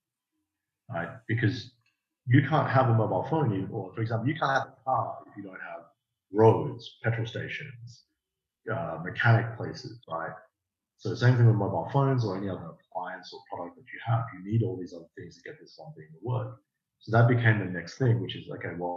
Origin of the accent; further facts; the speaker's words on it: Australia; I grew up in Australia and I went to university in Australia